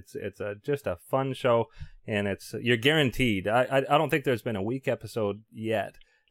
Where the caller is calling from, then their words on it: Toronto, Ontario, Canada; Yeah, so this is a Canadian interview, because I'm calling from Toronto.